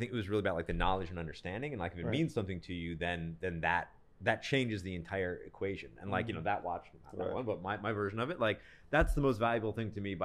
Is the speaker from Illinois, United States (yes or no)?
no; Rochester, New York, United States; I'm from Rochester, New York